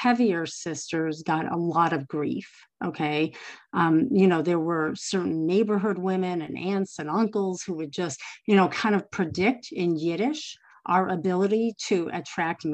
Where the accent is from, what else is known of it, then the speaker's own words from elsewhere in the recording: Chicago, Illinois, United States; I grew up in Chicago